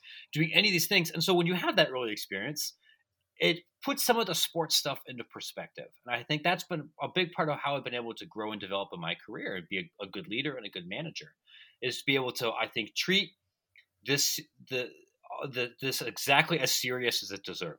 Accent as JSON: {"language": "English", "area": "Licking County", "region": "Ohio", "country": "United States", "tie": "born or raised there", "said": "growing up in Licking County, Ohio"}